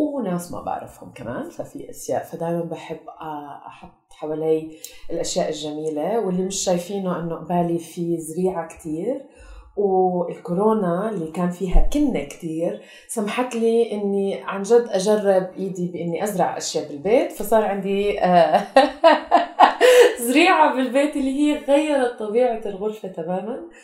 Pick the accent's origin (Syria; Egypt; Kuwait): Kuwait; moved away as an adult; also born or lived in Tulkarm, Palestine; now in Amman, Jordan; انا آه، خلقت وربيت بالكويت فهويتنا كانت فلسطينيه